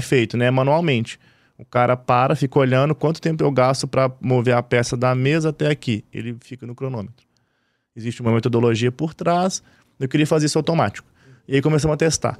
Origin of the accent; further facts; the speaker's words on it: Belo Horizonte, Minas Gerais, Brazil; also born or lived in Divinópolis; Eu sou de BH, né? Minas Gerais.